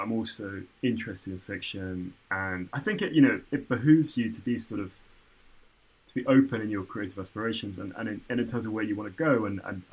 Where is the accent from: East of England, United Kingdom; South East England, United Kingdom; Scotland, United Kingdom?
East of England, United Kingdom; Cambridge; moved away as an adult; also born or lived in New York; now in London, United Kingdom; I grew up in Cambridge